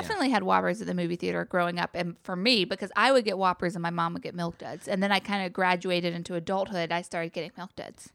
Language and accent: English; Chapel Hill, North Carolina, United States; I come from Chapel Hill, North Carolina